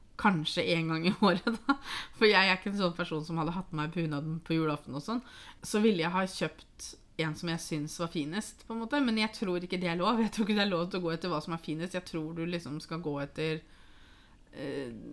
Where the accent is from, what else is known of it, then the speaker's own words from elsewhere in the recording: Norway; vi som nordmenn